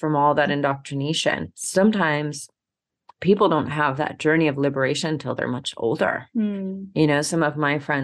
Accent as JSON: {"language": "English", "region": "Georgia", "country": "United States", "tie": "born or raised there", "also_born_or_lived": "Seattle", "moved": "yes", "said": "where I grew up in Georgia"}